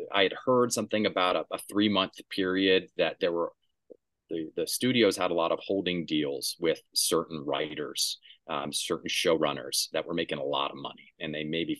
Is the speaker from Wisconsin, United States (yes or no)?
no; Durham, North Carolina, United States; I grew up in Durham, North Carolina